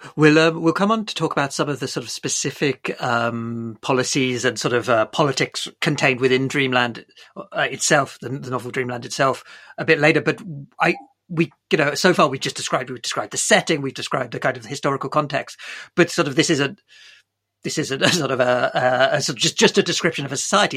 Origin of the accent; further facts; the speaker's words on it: Bournemouth, South West England, United Kingdom; I grew up in Bournemouth